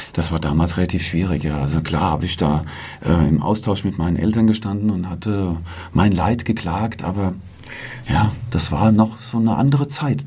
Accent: Selters, Hesse, Germany; meine Heimatgemeinde und meinen Heimatverein

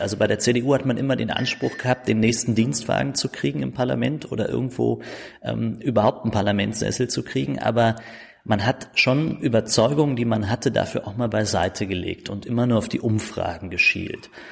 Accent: Berlin, Germany; accent: Berlin dialect; also born or lived in Steglitz-Zehlendorf, Berlin; Aufgewachsen in Marzahn-Hellersdorf mhm. ähm, und auch da groß geworden, zur Schule gegangen

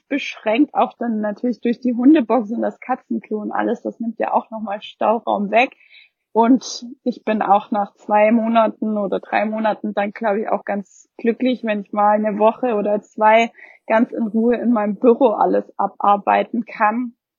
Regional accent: Germany; hier bei uns in Deutschland

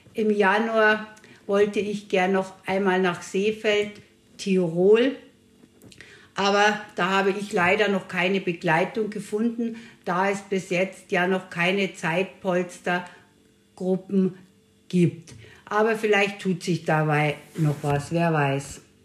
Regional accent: Bavaria, Germany; bin aus Bayern

